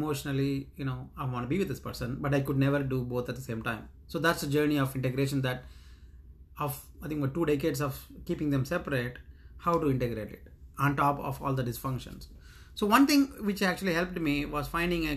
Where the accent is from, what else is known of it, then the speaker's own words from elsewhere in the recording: India; moved away as an adult; now in United States; 30 years of growing up in India